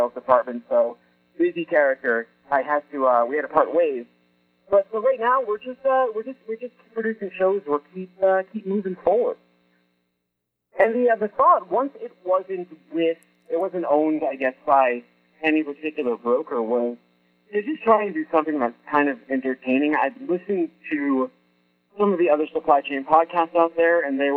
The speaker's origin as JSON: {"language": "English", "town": "Boston", "region": "Massachusetts", "country": "United States", "also_born_or_lived": "California", "said": "I was in California at the time, but I'm from Boston, and I decided to move back to Boston"}